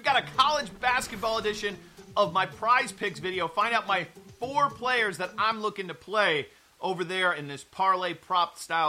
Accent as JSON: {"language": "English", "region": "Florida", "country": "United States", "tie": "born or raised there", "said": "my home state of Florida"}